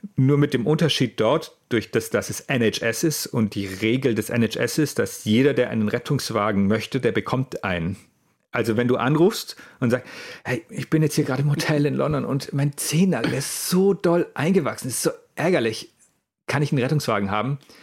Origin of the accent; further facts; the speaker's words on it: Allgäu, Bavaria, Germany; moved away as an adult; now in Hamburg, Germany; Ich bin eigentlich gebürtiger Allgäuer aus, aus, aus Süddeutschland